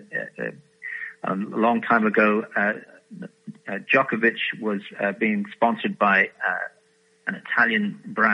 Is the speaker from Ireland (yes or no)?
yes; Ireland; I'm an Irishman